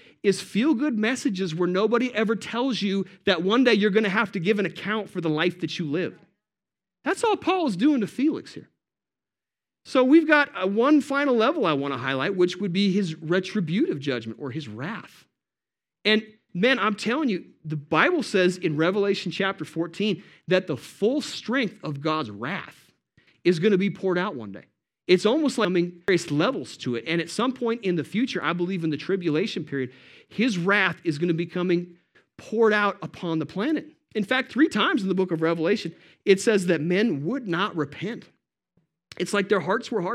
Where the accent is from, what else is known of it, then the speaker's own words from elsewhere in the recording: Montana, United States; we're from Montana